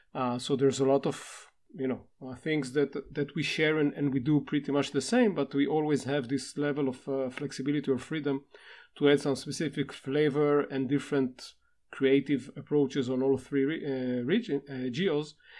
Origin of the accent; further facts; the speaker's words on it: Israel; from Israel